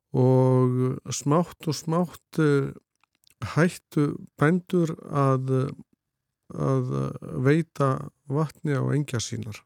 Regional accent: Litla-Sandvík, Flói, Southern Region, Iceland; ég er frá Littlursandík í Flóa og, Einmitt, og það rólst ég upp

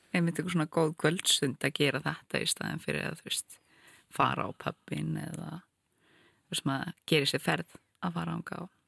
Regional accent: Iceland; Ég er frá Íslandi uh, eh, einmitt í húð og hár en ég hef náttúrulega verið hér mest allt mitt líf

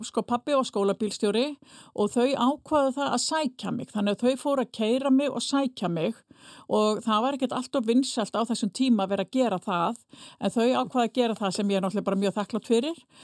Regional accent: Fnjóskadalur, Northeastern Region, Iceland; accent: northern Icelandic; now in Reykjavík, Iceland; ég er fætt á uppalinn í, í Fnjóskadal í Þingjasveit

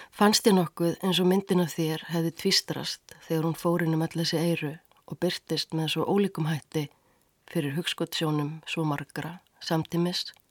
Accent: Reykjavík, Capital Region, Iceland; Ég ólst upp í Eurabriðaldi á nýjunda áratug.

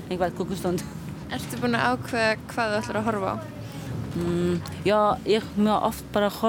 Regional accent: Latvia; Icelandic is a second language; Nei, ég er frá Leitlandi

